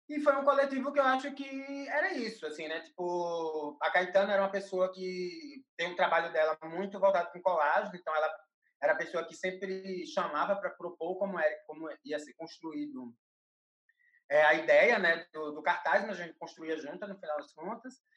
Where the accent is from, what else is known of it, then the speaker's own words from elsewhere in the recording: Recife, Pernambuco, Brazil; now in São Paulo, Brazil; eu sou de Recife, moro em São Paulo